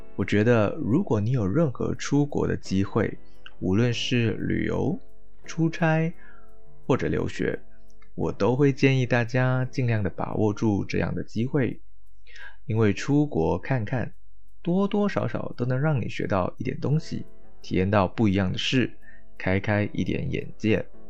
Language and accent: Chinese; Malaysia; moved away as an adult; also born or lived in Xiamen, China; 我回答马来西亚